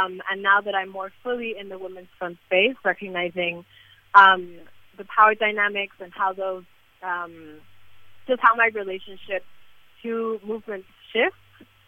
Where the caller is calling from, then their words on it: Lima, Peru; I'm calling in from Lima, Peru.